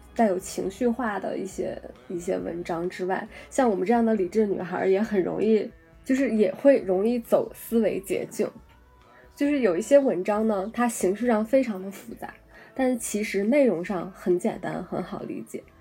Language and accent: Chinese; China; 我们在大陆生长的这一代人，我们所接受的教育是黄河文明，我们是从黄土高原上发源起来的人们